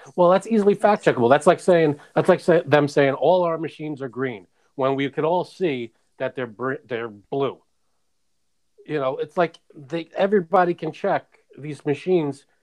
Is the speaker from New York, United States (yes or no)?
yes; New York City, New York, United States; also born or lived in Queens; now in Long Island, United States; Born and raised in Brooklyn, then Queens, now Long Island.